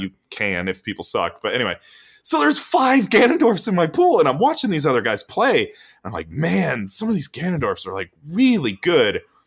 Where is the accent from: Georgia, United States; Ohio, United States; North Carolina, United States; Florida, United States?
Florida, United States; we're from Florida